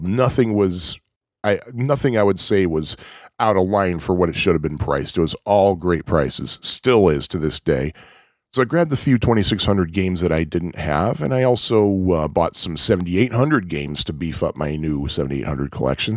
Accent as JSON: {"language": "English", "area": "outside of Chicago", "region": "Illinois", "country": "United States", "tie": "born or raised there", "also_born_or_lived": "Jersey Shore, New Jersey", "said": "I was born and raised outside of Chicago, and I currently live in the city of Chicago"}